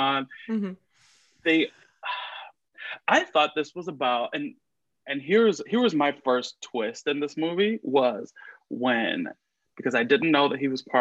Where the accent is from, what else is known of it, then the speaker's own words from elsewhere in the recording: Miami, Florida, United States; I grew up in Miami, Florida.